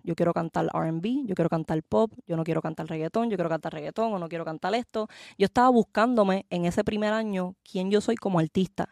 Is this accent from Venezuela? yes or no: no; Puerto Rico; soy de Puerto Rico, nací en Puerto Rico, me crié allá